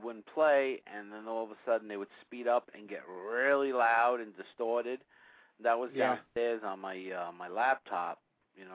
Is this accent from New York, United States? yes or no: yes; New York, United States; we're from New York